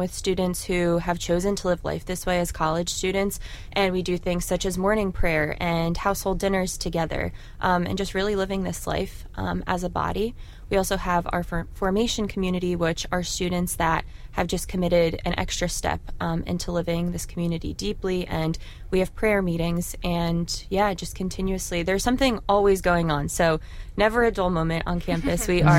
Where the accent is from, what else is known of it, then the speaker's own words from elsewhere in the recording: East Coast, United States; now in Orlando, United States; So I'm coming from the East Coast, and I currently serve at the University of Central Florida in Orlando.